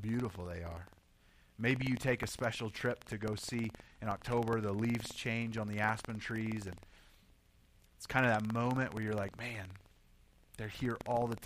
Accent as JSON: {"language": "English", "region": "Oklahoma", "country": "United States", "moved": "as an adult", "lives_now": "Colorado, United States", "said": "I've originally, most of you know this, I'm from Oklahoma"}